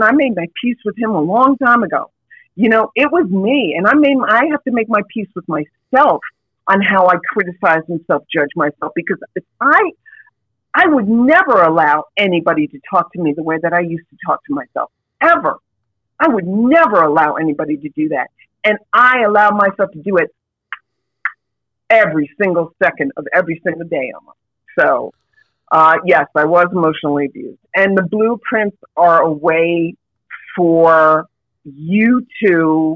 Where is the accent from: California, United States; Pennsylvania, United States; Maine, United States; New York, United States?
New York, United States; New York City; I grew up in New York City, if you can't tell from the voice, but I grew up in New York City